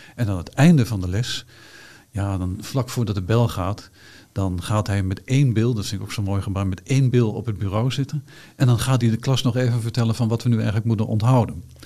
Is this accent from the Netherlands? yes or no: yes; Hengelo, Overijssel, Netherlands; ik ben natuurlijk geboren en getogen in Hengelo